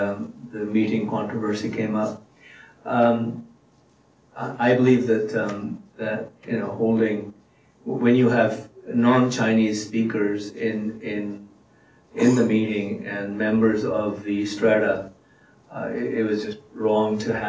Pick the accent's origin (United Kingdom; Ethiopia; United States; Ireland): United Kingdom; England; now in Canada; And I knew some English because I came from England.